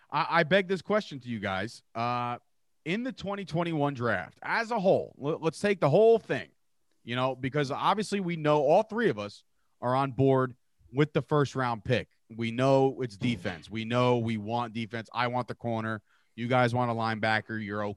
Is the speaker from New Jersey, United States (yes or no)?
yes; New Jersey, United States; we are all from New Jersey. They're, you know, we get it. Bret, Keith have moved around. They spend a lot of time in Florida. Now they're in Vegas and L.A., but we are Jersey bred. That's where we started our whole shtick, and we grew up in enemy territory